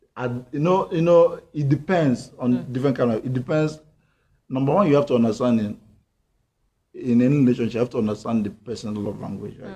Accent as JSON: {"language": "English", "country": "Nigeria", "said": "I'm a Nigerian guy now"}